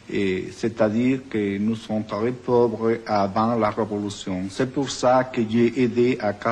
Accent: Cuba; French is a second language; moved away as an adult; now in United States; je suis né à Cuba

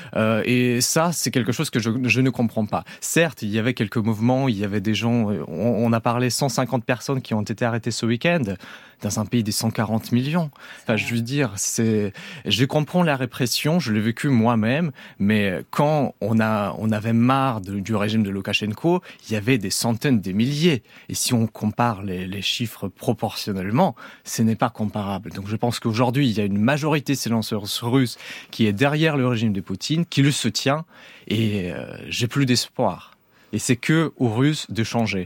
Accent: Belarus; moved away as an adult; je ne suis pas russe moi-même d'origine. J'ai vécu au Belarus jusqu'à mes 17 ans

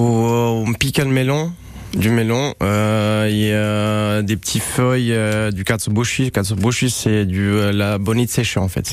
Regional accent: Romania; French is a second language; moved away as an adult; also born or lived in Paris, France; now in Nice, France; je suis né en Roumanie et ça fait un petit moment que je suis à Nice.

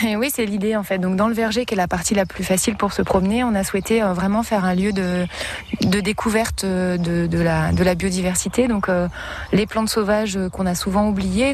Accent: Champagne-Ardenne, Grand Est, France; moved away as an adult; also born or lived in Paris; now in Sarthe, France; je viens de Champagne-Ardenne et d'un milieu professionnel euh, juridique

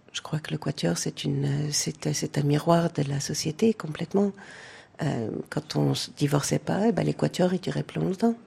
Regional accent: France; born or raised there; moved away as an adult; also born or lived in United States / Hamburg

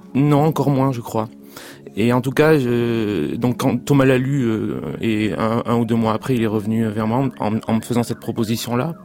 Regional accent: Pau, Nouvelle-Aquitaine, France; je suis né à Pau

